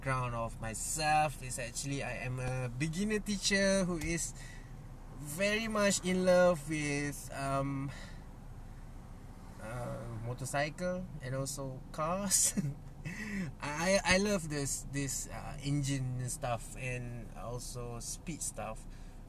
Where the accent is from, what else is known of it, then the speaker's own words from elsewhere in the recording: Malaysia; English is a second language; I'm not a native speaker. I'm from Malaysia. I speak Malay all the time